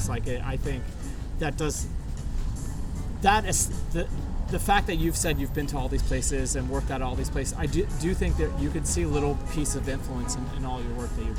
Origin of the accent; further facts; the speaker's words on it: New York, United States; growing up in New York thing. It's like you have this in your DNA where it's like you can't let go.